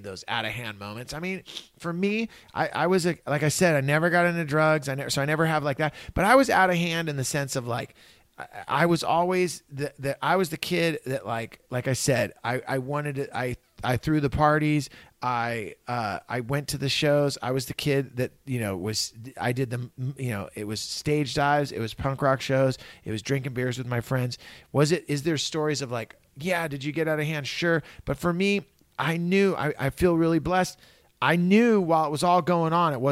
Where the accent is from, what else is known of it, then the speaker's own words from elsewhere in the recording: Santa Cruz, California, United States; I grew up in Santa Cruz. I grew up in California.